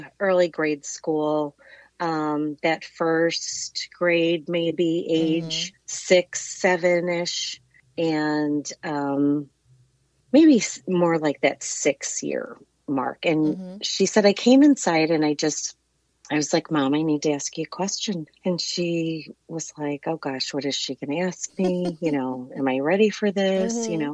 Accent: St. Louis, Missouri, United States; Born and raised in St. Louis

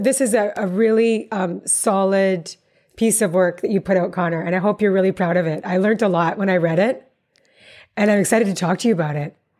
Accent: Calgary, Alberta, Canada; I'm Calgarian myself

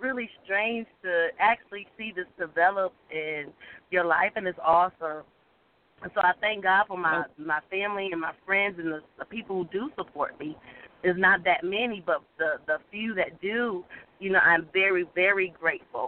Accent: the South, United States; accent: Southern; my Southern accent that won me over because I was in New York. So I just think they love my Southern drawl

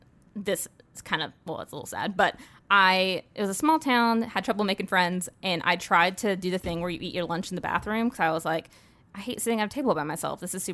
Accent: Indiana, United States; born there; also born or lived in North Carolina / Georgia / Texas; So I was born in Indiana, and then we moved to North Carolina. Then we moved to Georgia. Then we moved to Texas. Then we moved back to North Carolina.

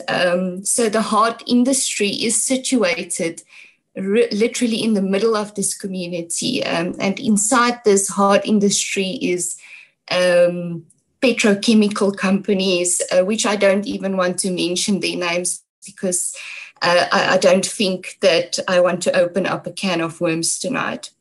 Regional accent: Brits, North West, South Africa; also born or lived in Mooinooi, North West; my hometown is, is Brits in, in the Northwest.

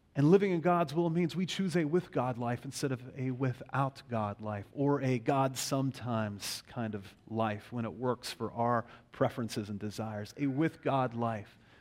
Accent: Western Pennsylvania, United States; also born or lived in Pittsburgh; a kind of civil religious context is where I grew up in Western Pennsylvania.

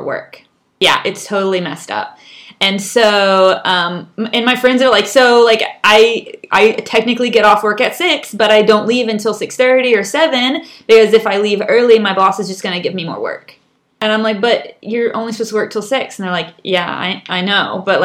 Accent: United States; moved away as an adult; now in Chile; We come from the United States

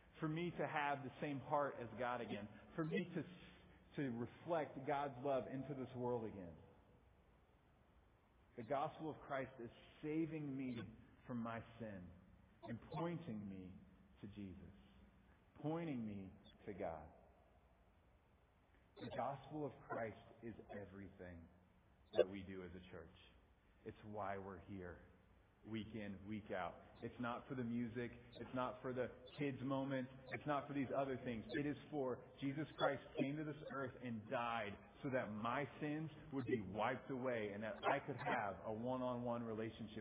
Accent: Midwest, United States; accent: Midwest; also born or lived in Blue Springs, Missouri; I have a Midwest accent

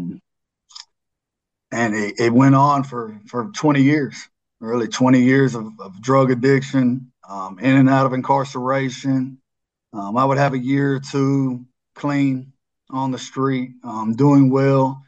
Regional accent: Mount Juliet, Tennessee, United States; I grew up in Mount Juliet

